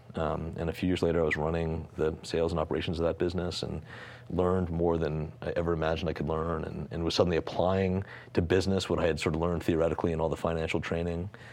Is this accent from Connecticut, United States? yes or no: yes; Greenwich, Connecticut, United States; I grew up in Connecticut